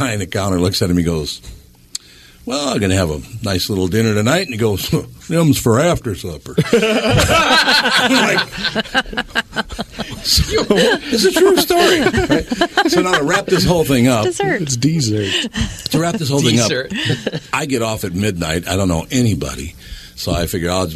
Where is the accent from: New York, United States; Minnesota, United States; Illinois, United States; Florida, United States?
Minnesota, United States; moved away; I'm from Minnesota